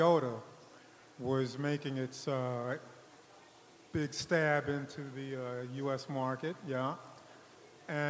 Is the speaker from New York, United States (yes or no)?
yes; New York City, New York, United States; Born and raised in New York